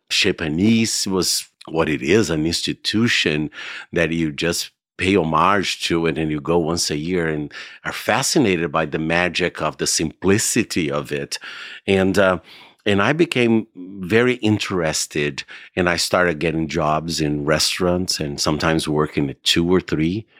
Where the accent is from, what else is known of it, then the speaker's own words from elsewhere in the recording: Goiânia, Goiás, Brazil; moved away as an adult; I grew up in Brazil. I lived in Brazil until I was 25